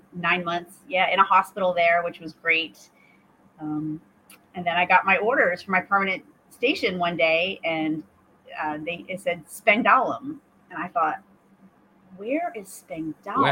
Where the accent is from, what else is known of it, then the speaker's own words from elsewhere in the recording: Maine, United States; I'm from Maine originally, and so uh, grew up, born and raised in Maine